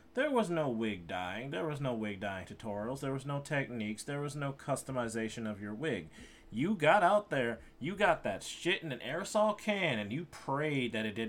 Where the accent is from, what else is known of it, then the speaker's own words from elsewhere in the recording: Chicago, Illinois, United States; I'm from Chicago.